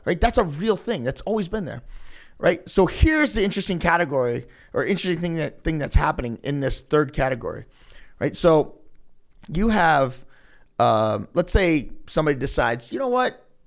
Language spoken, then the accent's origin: English; Elyria, Ohio, United States; I'm from Elyria